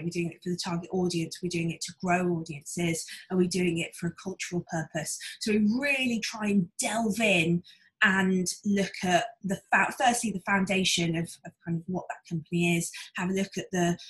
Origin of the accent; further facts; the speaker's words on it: Wolverhampton, West Midlands, United Kingdom; moved away as an adult; now in London, United Kingdom; I grew up in Wolverhampton, which is in the middle of Wolverhampton in Shropshire.